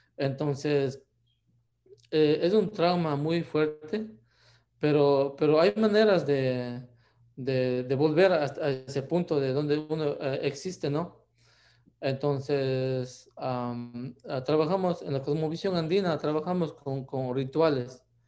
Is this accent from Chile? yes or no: no; Ecuador; moved away as an adult; now in United States; yo nací en Ecuador, también